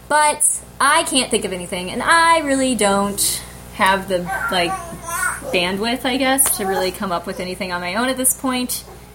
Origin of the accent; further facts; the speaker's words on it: St. Louis, Missouri, United States; moved away; I go to St. Louis for Thanksgiving this year. My hometown. STL, yo.